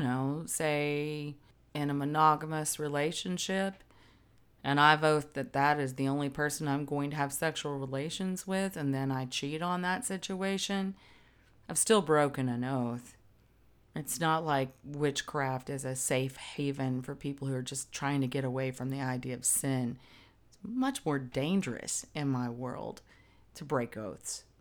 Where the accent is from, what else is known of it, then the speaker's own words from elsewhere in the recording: the South, United States; I'm Southern